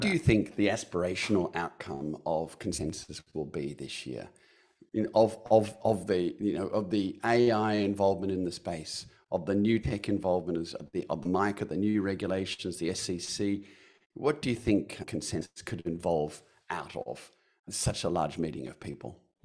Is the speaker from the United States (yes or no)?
no; Perth, Western Australia, Australia; from my hometown of Perth